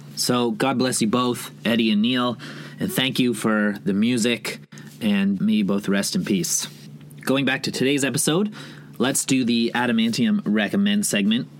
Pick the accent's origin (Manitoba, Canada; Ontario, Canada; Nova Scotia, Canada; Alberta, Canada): Ontario, Canada; Toronto; my hometown of Toronto